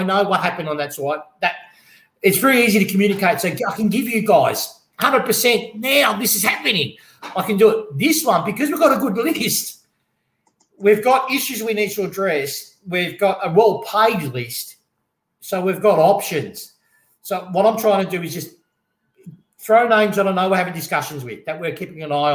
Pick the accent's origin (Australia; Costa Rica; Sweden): Australia; Melbourne, Victoria